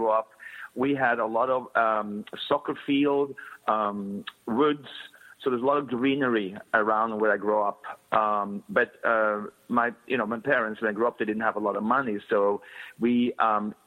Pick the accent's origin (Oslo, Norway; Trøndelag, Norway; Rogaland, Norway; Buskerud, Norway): Oslo, Norway; now in United States; I came from Oslo, but a little area in outside Oslo, like 20 minutes outside downtown Oslo. That's where I grew up